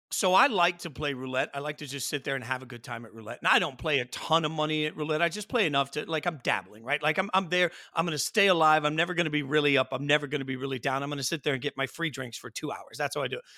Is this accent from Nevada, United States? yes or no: yes; Las Vegas, Nevada, United States; growing up in Vegas